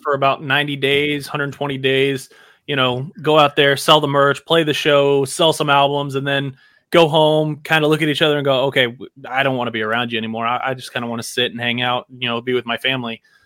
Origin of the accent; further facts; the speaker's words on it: Houston, Texas, United States; I'm from Houston